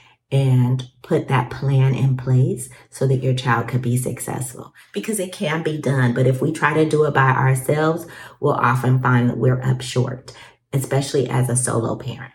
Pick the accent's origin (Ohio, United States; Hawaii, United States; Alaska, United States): Alaska, United States; I grew up in Alaska